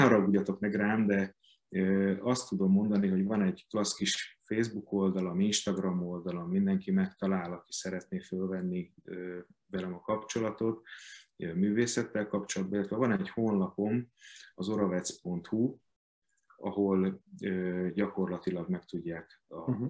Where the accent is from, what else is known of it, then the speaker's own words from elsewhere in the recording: Hungary; a szülővárosomban, a Petőfi Színházban